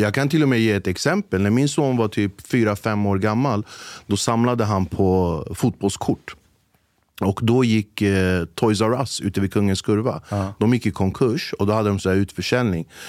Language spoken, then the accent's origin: Swedish; Flemingsberg, Stockholm County, Sweden; jag är från Flemingsberg